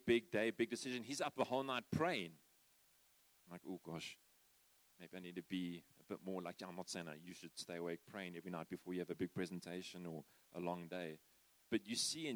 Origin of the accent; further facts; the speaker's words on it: South Africa; I'm a South African